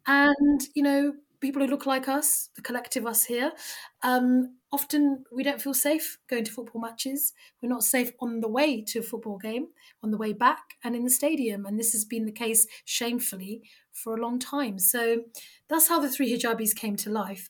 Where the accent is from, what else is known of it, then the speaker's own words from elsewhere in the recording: United Kingdom; we are three British Muslim women who happen to wear the hijab